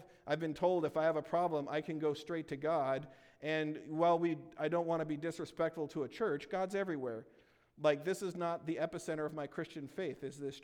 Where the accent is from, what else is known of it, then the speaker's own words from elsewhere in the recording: California, United States; moved away; I'm originally from California